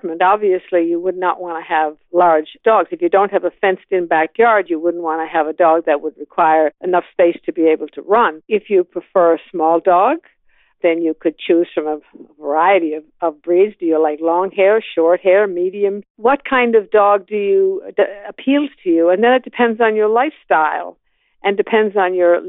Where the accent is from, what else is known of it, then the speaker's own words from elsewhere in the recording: Canada; moved away as an adult; also born or lived in Toronto; now in Atlanta, United States; I'm Canadian by birth, so I moved to a larger city